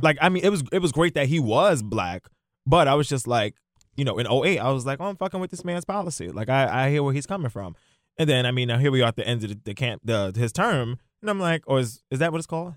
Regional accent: New York, United States; growing up in New York

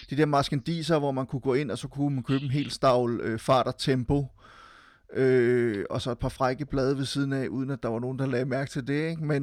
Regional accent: Silkeborg, Central Denmark Region, Denmark; also born or lived in Frederiksberg; jeg har jo tilbragt en del af min barndom i Silkeborg, men faktisk også en del af min min barndom på, på Frederiksberg. Jeg boede lige på øh, bag ved radiohuset.

